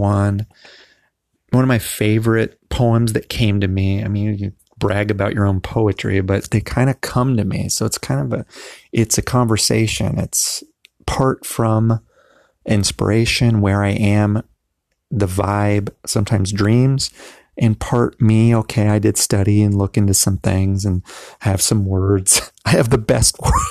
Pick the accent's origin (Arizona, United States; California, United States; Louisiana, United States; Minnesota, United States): California, United States; Southern; I'm from Southern California